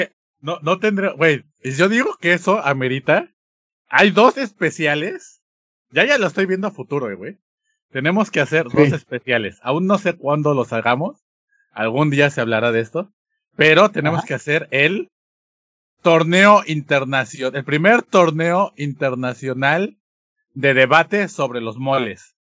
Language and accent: Spanish; Mexico; nuestra esencia como mexicanos